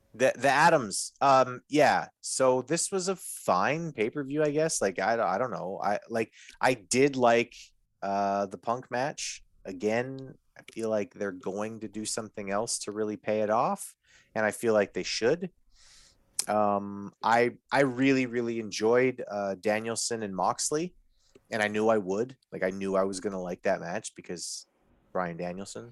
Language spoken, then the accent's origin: English; Winnipeg, Manitoba, Canada; I'm from Winnipeg